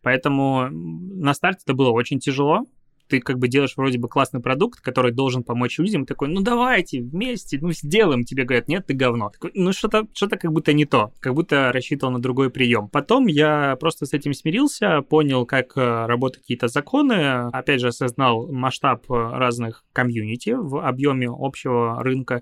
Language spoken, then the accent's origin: Russian; Belarus; moved away as an adult; also born or lived in Crimea / Minsk; now in Saint Petersburg, Russia; я вообще родился в Крыму и тут просто вырос